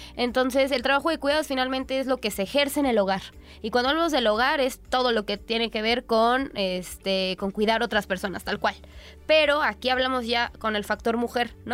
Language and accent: Spanish; Mexico; nosotras como mexicanas